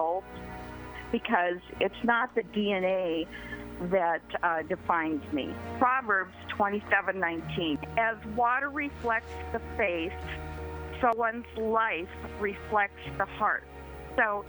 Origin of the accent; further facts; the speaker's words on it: Minnesota, United States; I was born and raised in Minnesota, Viking country